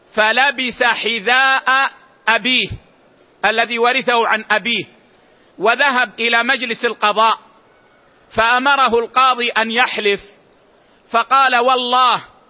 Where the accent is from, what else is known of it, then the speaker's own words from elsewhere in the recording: Medina, Medina Province, Saudi Arabia; عندنا في المدينة العيش في لهجتنا هو الخبز